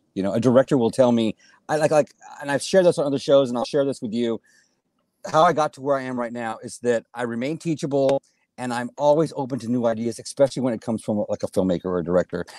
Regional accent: Helotes, Texas, United States; I was born and raised in Helotes, Texas, on a big goat ranch

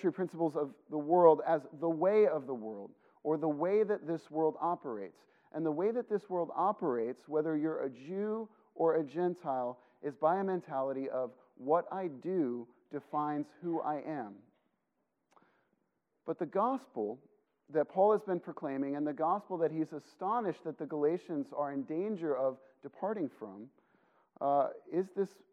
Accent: Illinois, United States; I grew up in Illinois

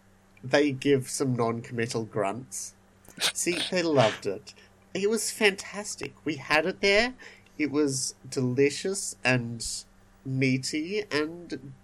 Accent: Australia; We're Australian, not Texan.

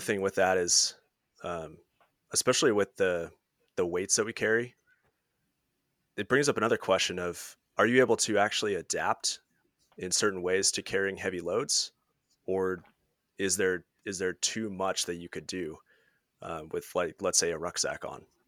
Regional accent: Washington, United States; I'm from Washington State.

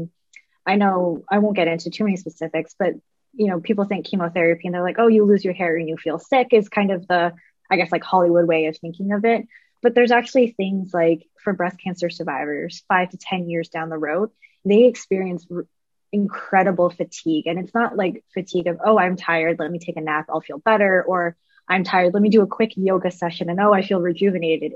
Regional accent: Canada; moved away as an adult; now in United States; I'm a Canadian lady.

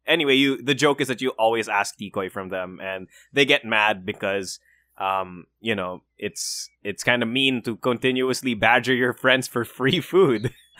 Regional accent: Philippines; I am Filipino

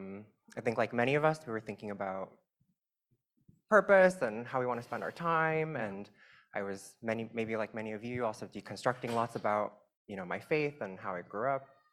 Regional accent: Southern California, United States; I grew up in the Chinese immigrant evangelical church networks. There are huge networks of those in Southern California

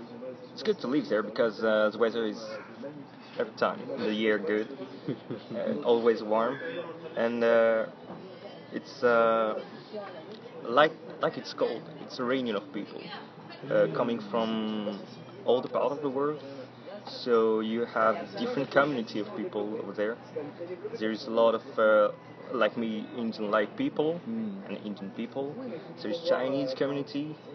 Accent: France; born there; English is a second language; So for me, I was born in France. And I move a lot because my father was military

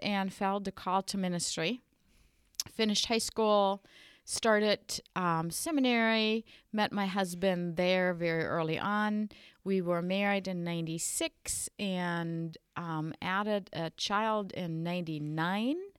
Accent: western Germany, Germany; English is a second language; moved away as an adult; also born or lived in Sioux Falls, South Dakota, United States; now in South Dakota, United States; I was uh, born and raised in Germany in the western part of Germany. I spent my childhood there

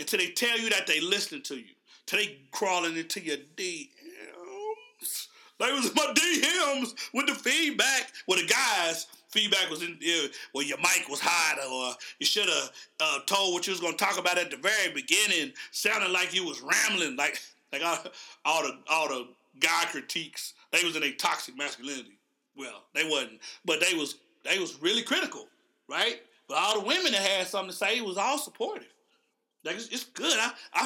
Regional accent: Oklahoma, United States; I'm from Oklahoma.

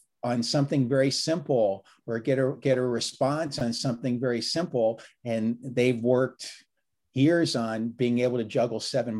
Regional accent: Virginia, United States; I was a volunteer firefighter back where I grew up in Northern Virginia.

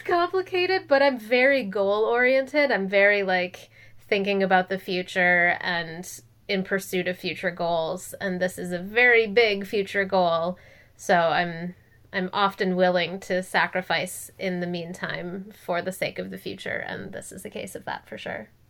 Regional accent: Minnesota, United States; moved away as an adult; also born or lived in Los Angeles, California; now in California, United States; I'm from Minnesota

